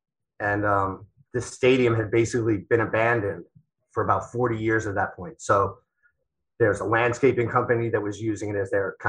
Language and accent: English; Long Island, New York, United States; Growing up on Long Island